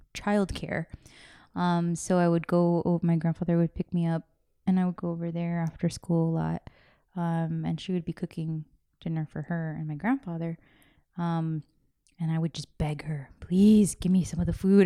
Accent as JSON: {"language": "English", "region": "California", "country": "United States", "tie": "born or raised there", "said": "I was born here in California"}